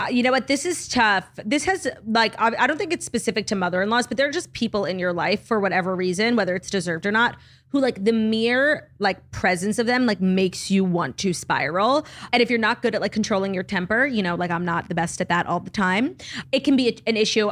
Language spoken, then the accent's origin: English; United States; first language English; I grew up in America speaking English